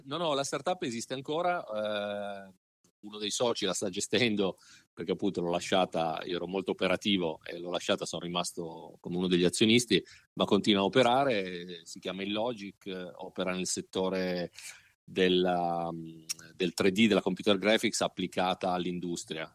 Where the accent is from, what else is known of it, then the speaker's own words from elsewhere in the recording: Turin, Piedmont, Italy; moved away as an adult; now in Michigan, United States; io sono originariamente di Torino, italiano